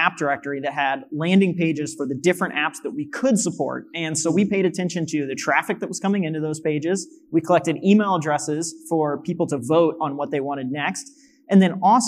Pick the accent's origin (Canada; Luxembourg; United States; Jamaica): United States; Missouri; moved away as an adult; we're in the middle of Missouri, which I love my hometown